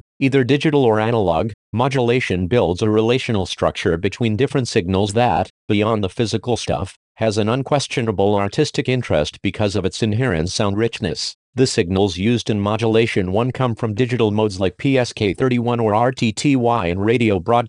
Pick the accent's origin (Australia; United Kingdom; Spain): Spain; from Spain.